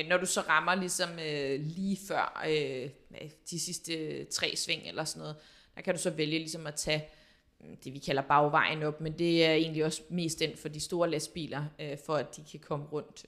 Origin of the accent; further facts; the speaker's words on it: Denmark; moved away as an adult; now in France; boede her hjemme i Danmark